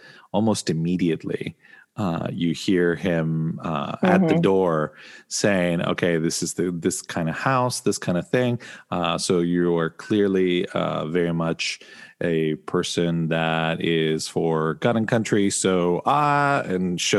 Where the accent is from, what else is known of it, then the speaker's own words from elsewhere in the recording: Argentina; growing up in Argentina